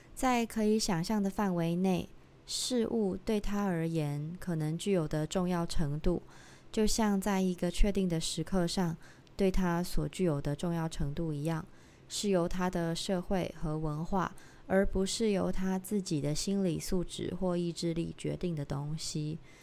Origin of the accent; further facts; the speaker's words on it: Tainan, Taiwan; 我是一个，呃，台南人，我不可能做的一个选择是我，我要变成一个台北人，这样子，因为我就是在台南出生的